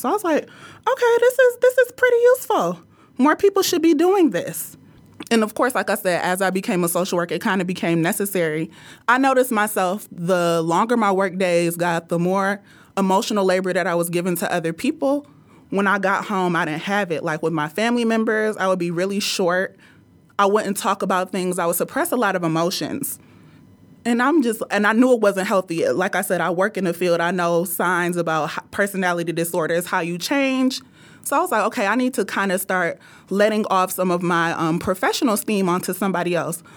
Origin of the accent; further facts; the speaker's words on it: Nigeria; I'm Nigerian